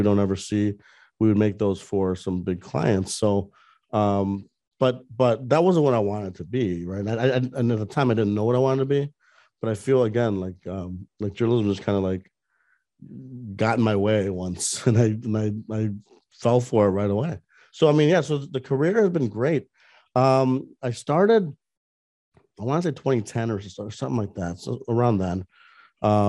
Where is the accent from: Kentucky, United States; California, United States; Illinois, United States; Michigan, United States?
Illinois, United States; Northwest Herald area; moved away as an adult; now in Orlando, United States; I had one internship with the Northwest Herald, which was my hometown paper from way back in the day